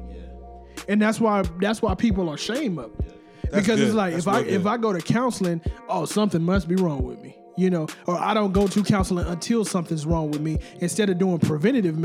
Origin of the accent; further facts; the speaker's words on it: United States; we are African American, all of us